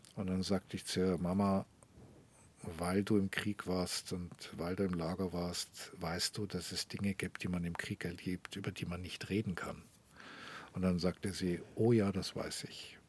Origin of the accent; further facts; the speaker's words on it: Munich, Bavaria, Germany; first language German; moved away as an adult; also born or lived in Rome, Italy; now in Tel Aviv, Israel; München ist meine Heimatstadt